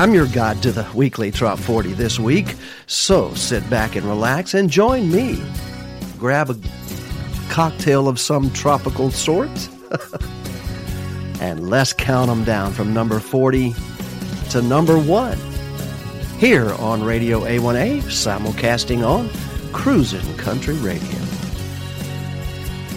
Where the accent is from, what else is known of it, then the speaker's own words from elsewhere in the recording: United States; now in Islamorada, United States; I was born outside of Birmingham, but this is a different Birmingham. This is Birmingham, United Kingdom.